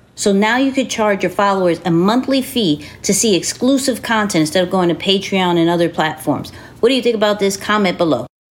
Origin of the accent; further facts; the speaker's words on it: New York City, New York, United States; we're from Queens